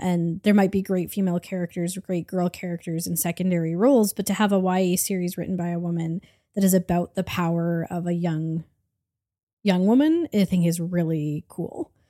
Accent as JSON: {"language": "English", "country": "Canada", "said": "I'm Canadian"}